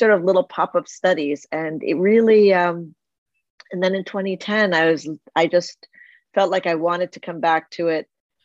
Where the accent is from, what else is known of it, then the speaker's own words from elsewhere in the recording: New Jersey, United States; I grew up in New Jersey